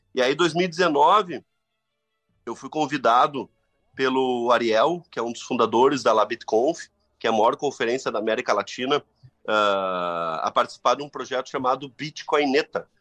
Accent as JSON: {"language": "Portuguese", "region": "Rio Grande do Sul", "country": "Brazil", "tie": "born or raised there", "said": "da minha terra, do Rio Grande"}